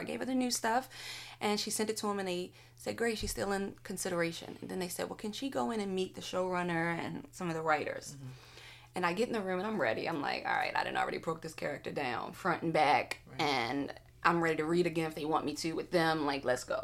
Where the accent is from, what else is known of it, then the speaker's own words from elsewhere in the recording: Baltimore, Maryland, United States; I'm from Baltimore